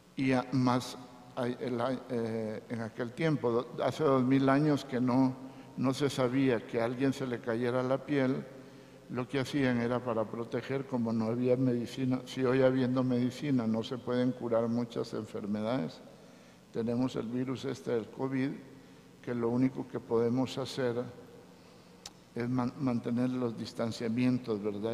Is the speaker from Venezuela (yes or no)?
no; Teculután, Zacapa, Guatemala; Dicen que no soy de aquí, soy de Zacapa, de Teculután, de un pueblito.